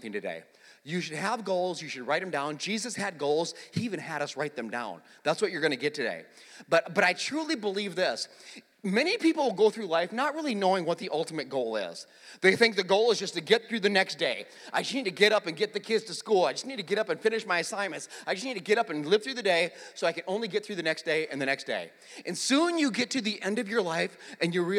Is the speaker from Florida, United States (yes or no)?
no; South Dakota, United States; moved away; I actually grew up in a town, you know, I'm from South Dakota, so, just like Nebraska, pretty flat